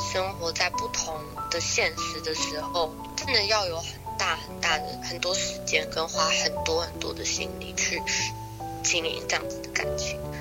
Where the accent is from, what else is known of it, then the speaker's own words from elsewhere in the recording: Taiwan; now in United States; 在美国生活之前，我也是在台湾长大的